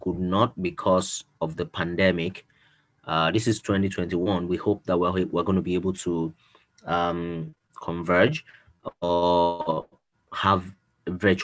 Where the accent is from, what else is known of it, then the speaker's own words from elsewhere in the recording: Nigeria; I'm a Nigerian